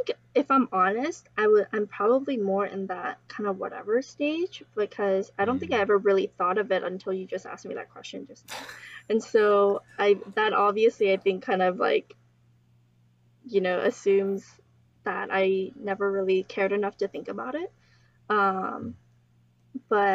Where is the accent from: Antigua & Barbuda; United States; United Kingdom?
United States; we are also American